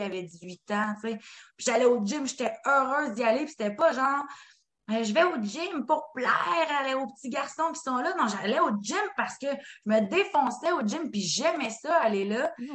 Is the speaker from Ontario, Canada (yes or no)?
no; Quebec, Canada; en tant que Québécois